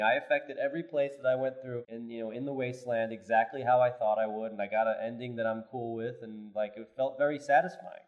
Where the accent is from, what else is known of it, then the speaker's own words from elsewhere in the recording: New York, United States; also born or lived in New Zealand; I'm from New York